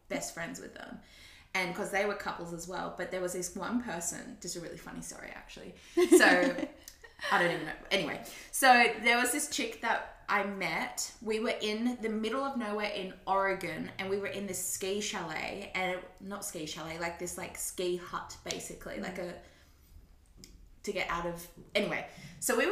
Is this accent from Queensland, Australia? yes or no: no; Sydney, New South Wales, Australia; That's like where I grew up